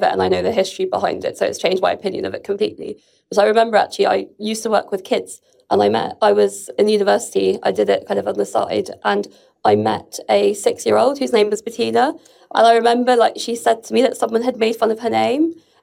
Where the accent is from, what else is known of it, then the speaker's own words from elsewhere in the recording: London, United Kingdom; I was born in London, but originally my mother is Lebanese